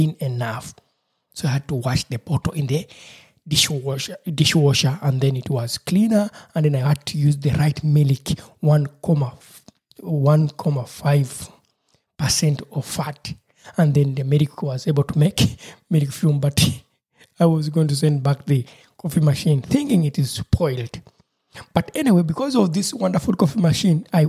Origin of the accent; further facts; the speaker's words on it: Uganda; moved away; my home country, Uganda